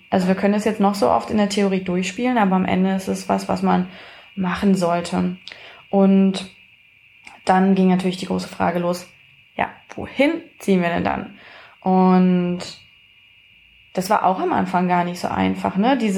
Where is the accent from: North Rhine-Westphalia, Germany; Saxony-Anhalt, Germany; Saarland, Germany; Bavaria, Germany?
Saxony-Anhalt, Germany; wir kommen nicht ursprünglich aus Magdeburg, aber sehr, sehr viel von unserer Familie wohnt hier in Magdeburg. Und der Rest ist nicht so weit weg, also wir kommen schon ursprünglich aus Sachsen-Anhalt.